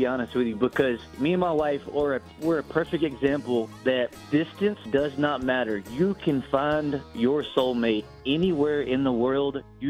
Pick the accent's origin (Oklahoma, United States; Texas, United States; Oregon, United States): Texas, United States; moved away; And I moved up here from Texas, and that's just the way that I was raised.